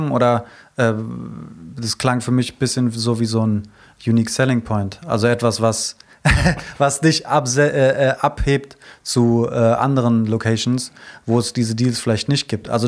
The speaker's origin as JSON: {"language": "German", "town": "Frankfurt", "region": "Hesse", "country": "Germany", "tie": "born or raised there", "moved": "as an adult", "lives_now": "near Hanau, Germany", "said": "Ich bin aufgewachsen in der Auenstraße"}